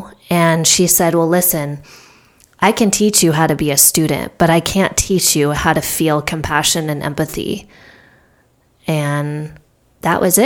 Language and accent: English; Southern California, United States; I grew up in Southern California